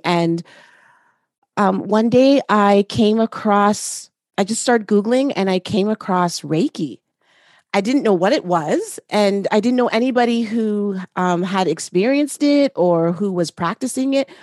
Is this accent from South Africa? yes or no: no; Canada; I am Canadian as well